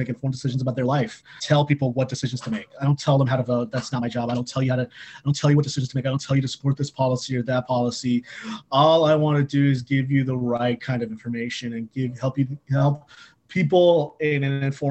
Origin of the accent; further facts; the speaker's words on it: California, United States; moved away as an adult; also born or lived in Chapel Hill, North Carolina; now in Washington, D.C., United States; I grew up in California, but I went to college at the University of North Carolina at Chapel Hill